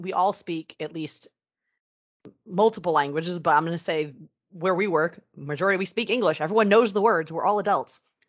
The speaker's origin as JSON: {"language": "English", "region": "New England", "country": "United States", "said": "I'm also from New England, and I'm Portuguese, and I come from a family of fishermen."}